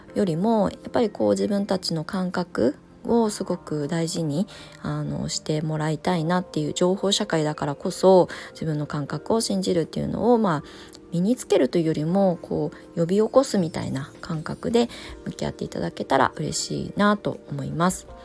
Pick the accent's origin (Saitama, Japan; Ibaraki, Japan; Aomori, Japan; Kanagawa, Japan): Ibaraki, Japan; Kasama; moved away; also born or lived in Tokyo; 茨城県の笠間市というところの生まれ育ちでもう超ど田舎ですね